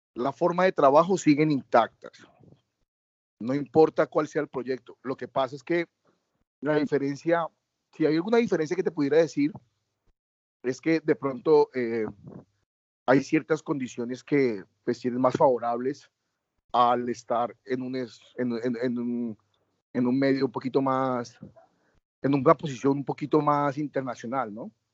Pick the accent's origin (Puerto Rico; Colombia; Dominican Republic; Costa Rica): Colombia; Yo me siento orgulloso de llegar a un país y decir yo soy colombiano